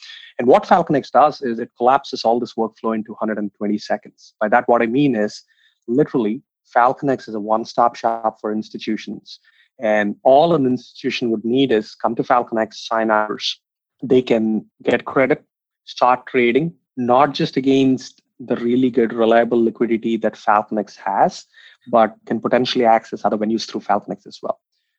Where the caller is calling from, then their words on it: San Francisco, California, United States; Calling in from San Francisco